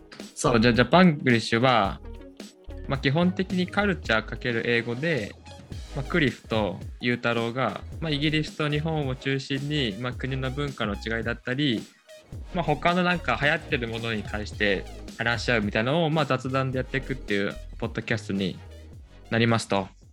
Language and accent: English; Yokohama, Kanagawa, Japan; also born or lived in Seattle; now in Tokyo, Japan; I was born in Japan, actually Yokohama. And I spent like half of my life there. I went to like kindergarten, elementary school, middle school in Yokohama, and high school in Tokyo, and college in Tokyo, all in Japan.